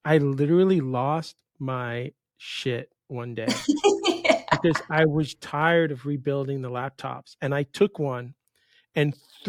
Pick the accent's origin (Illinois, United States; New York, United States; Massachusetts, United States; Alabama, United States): New York, United States; moved away as an adult; now in Miami, United States; I grew up in New York. I went to school up by, I call it South Canada now, up by the Canadian border. And I graduated and I said, I'm done. And I moved in 94.